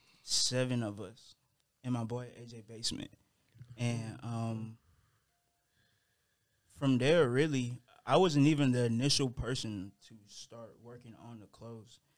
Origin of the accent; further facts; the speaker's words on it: Atlanta, Georgia, United States; also born or lived in Gwinnett / Douglasville; I'm originally from Atlanta, Georgia.